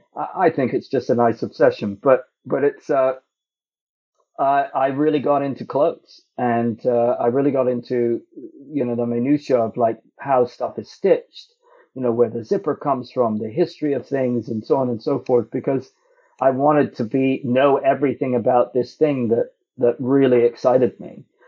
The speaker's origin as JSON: {"language": "English", "town": "Toronto", "region": "Ontario", "country": "Canada", "tie": "born or raised there", "said": "I grew up in Toronto"}